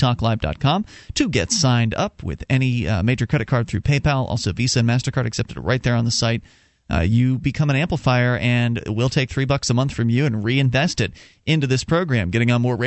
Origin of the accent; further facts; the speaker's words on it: Sarasota, Florida, United States; now in Keene, United States; down in Sarasota, our hometown